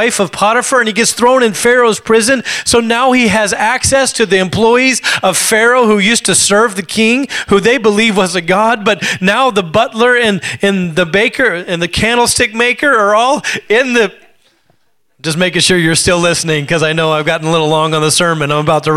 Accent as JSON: {"language": "English", "region": "Alaska", "country": "United States", "tie": "born or raised there", "said": "I grew up in Alaska"}